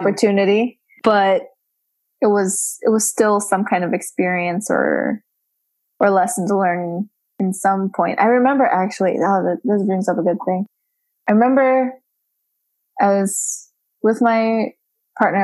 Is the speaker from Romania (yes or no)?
yes; Romania; now in United States; when people ask me you know where are you from I'm like from romania